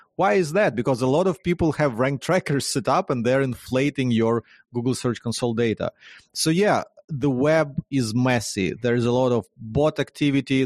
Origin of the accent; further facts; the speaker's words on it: Ukraine; born and raised in Ukraine, in, in Ukraine